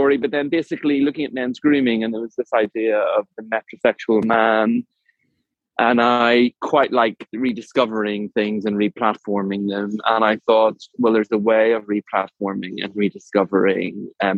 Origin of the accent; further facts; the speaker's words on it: Ireland; I am an Irishman, entrepreneur